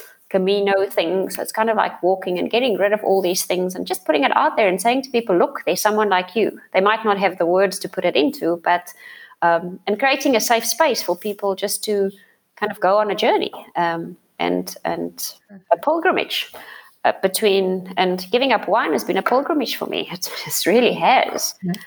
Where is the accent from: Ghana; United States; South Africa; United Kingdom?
South Africa; first language Afrikaans; English is a second language; And I've written it in Afrikaans because that's obviously my mother tongue.